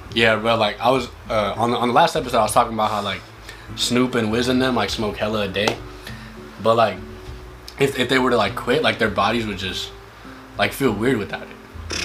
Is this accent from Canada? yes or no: no; India; now in California, United States; I'm not from here, but like I was born in India